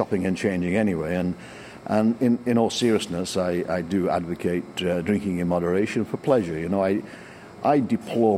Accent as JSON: {"language": "English", "region": "England", "country": "United Kingdom", "said": "I'm English"}